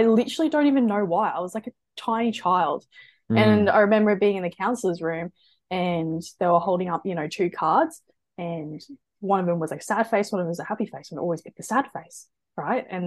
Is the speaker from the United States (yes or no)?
no; Brisbane, Queensland, Australia; So I'm from Brisbane. So always been from Brisbane. Half my family's actually German, my other half's actually English. But I'm full Australian. So yeah, no, I grew up in Brisbane